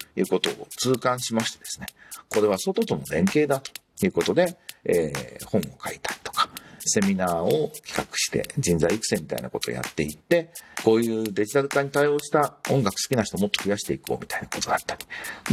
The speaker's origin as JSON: {"language": "Japanese", "region": "Tokyo", "country": "Japan", "tie": "born or raised there", "said": "もともとは東京で生まれ"}